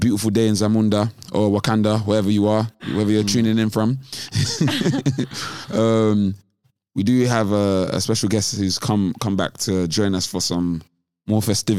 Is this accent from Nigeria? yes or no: yes; Nigeria; I'm Nigerian. Eli is Nigerian.